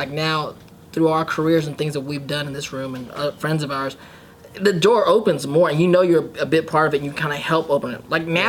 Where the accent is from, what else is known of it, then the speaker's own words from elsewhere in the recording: Paramount, California, United States; also born or lived in Cerritos; I'm from Paramount, too.